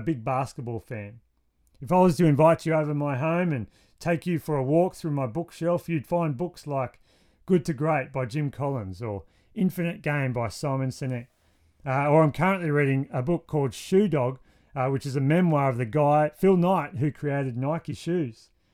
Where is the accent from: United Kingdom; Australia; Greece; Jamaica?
Australia; Wollongong, New South Wales; my hometown of Wollongong's pretty great. That's where we live